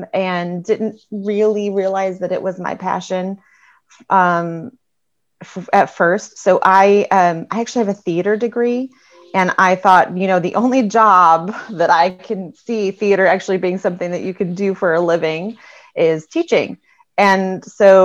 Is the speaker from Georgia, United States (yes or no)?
no; California, United States; moved away as an adult; also born or lived in Missouri; growing up in California, I had like a decent amount of Spanish background